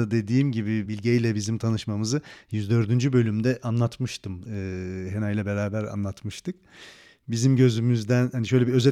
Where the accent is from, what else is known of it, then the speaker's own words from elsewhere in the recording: Turkey; Evet ben Türk'üm.